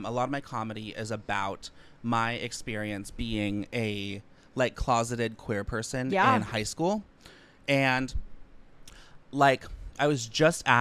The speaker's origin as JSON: {"language": "English", "area": "outside of San Francisco", "region": "California", "country": "United States", "tie": "born or raised there", "moved": "yes", "said": "I grew up like 50 minutes outside of San Francisco"}